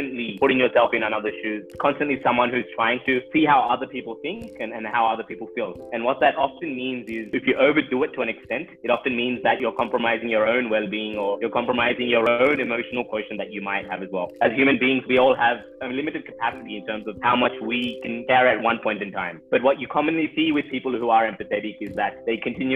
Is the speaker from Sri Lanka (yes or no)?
no; Australia; I grew up with in Australia